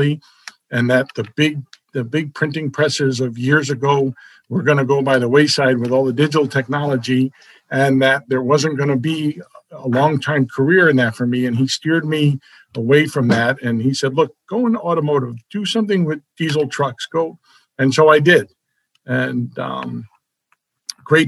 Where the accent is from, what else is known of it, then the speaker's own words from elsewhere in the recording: New Jersey, United States; also born or lived in Brooklyn, New York / Queens, New York; now in Danbury, United States; We moved from Brooklyn to Queens. And then 2 years after Queens, we moved to New Jersey. And that's where I grew up.